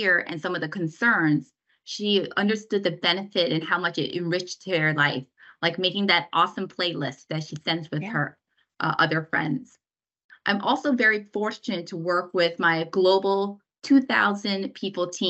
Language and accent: English; South Korea; now in United States; I was born in Korea, immigrated to the United States. So I'm a Korean American.